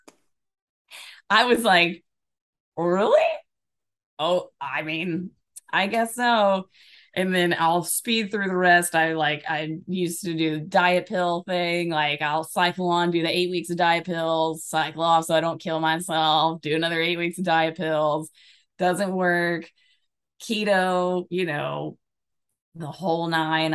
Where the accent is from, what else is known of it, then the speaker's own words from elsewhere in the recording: Alabama, United States; also born or lived in Washington State; now in Washington, United States; I'm originally from Alabama, and I live in Washington State now